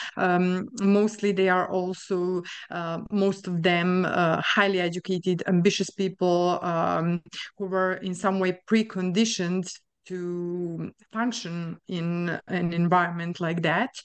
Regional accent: Sombor, Vojvodina, Serbia; moved away as an adult; also born or lived in Novi Sad, Serbia / France; now in Luxembourg; I was born in Serbia, uh, and I finished my studies, uh, of psychology in Novi Sad in Serbia as well

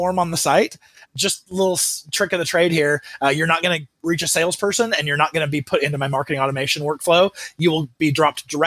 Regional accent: Mesa, Arizona, United States; I grew up in Mesa, Arizona

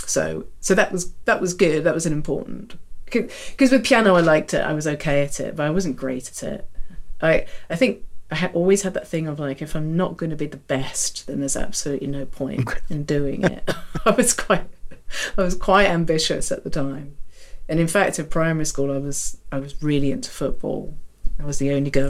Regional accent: London, United Kingdom; I grew up in Chiswick

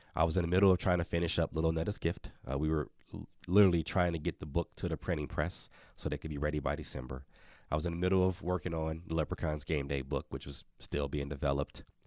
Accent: Milwaukee, Wisconsin, United States; Marquette, which is right in Milwaukee, my hometown

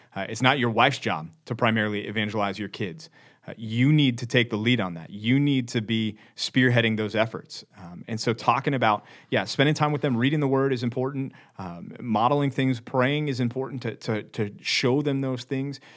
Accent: Dallas, Texas, United States; I'm from Dallas, Texas

